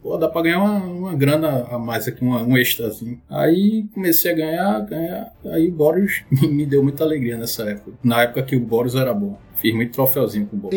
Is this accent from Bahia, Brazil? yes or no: no; Recife, Pernambuco, Brazil; sou de Recife